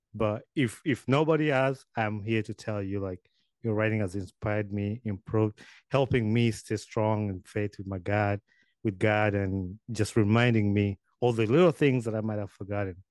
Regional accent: Uganda; moved away as an adult; now in United States; I grew up in Uganda

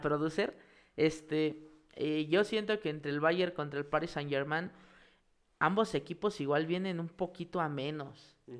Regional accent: Mexico; como mexicanos

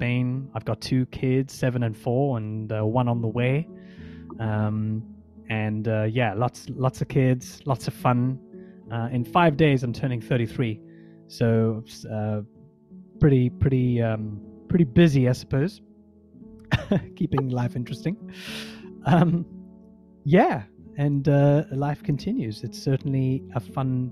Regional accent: South Africa; I was born in South Africa

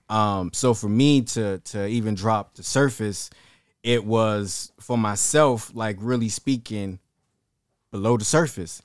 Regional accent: Savannah, Georgia, United States; also born or lived in Sumter, South Carolina; I was raised in Savannah, Georgia

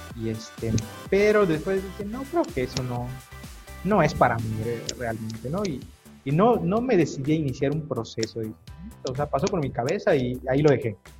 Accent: Mérida, Yucatán, Mexico; also born or lived in a town on the road to Valladolid, Yucatán; yo soy originario de, este, un pueblo allí por camino a, Valladolid, se llama Sanacat, pero pues prácticamente toda mi vida viví aquí en Mérida, desde que era muy, muy, este, muy pequeño

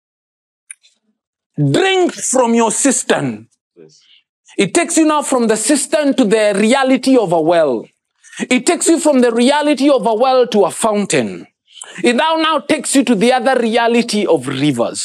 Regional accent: Kenya; first language Kikuyu; English is a second language

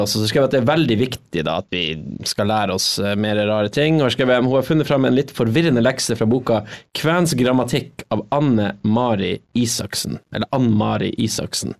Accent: Agder, Norway; accent: Sørlandet dialect; Jeg prater litt sånn sørlandsdialektskvensk

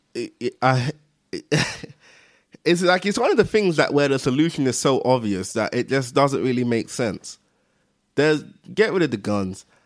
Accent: London, United Kingdom; I'm from East London

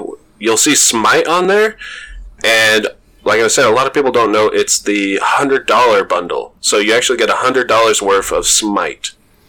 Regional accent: United States; I'm American.

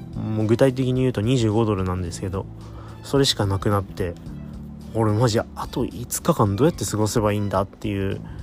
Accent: Toyama, Japan; 地元富山

